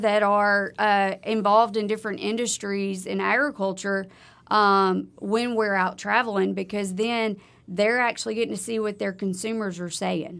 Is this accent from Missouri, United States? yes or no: no; Livingston Parish, South Louisiana, United States; moved away as an adult; now in Starkville, United States; I grew up in South Louisiana. I grew up, um, in Livingston Parish, just outside of Baton Rouge